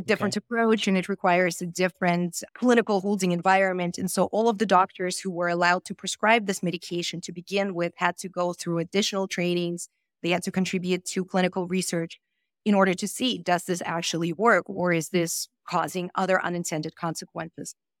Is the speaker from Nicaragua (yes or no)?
no; Moldova; moved away; I was born in Moldova